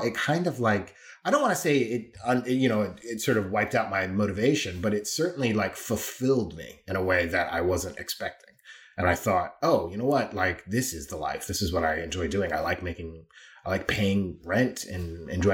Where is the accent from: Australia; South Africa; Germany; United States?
United States; Claremont, California; moved away as an adult; also born or lived in Amsterdam, Netherlands; now in London, United Kingdom; I grew up in a city called Claremont, which is, you know, 20 miles east of Los Angeles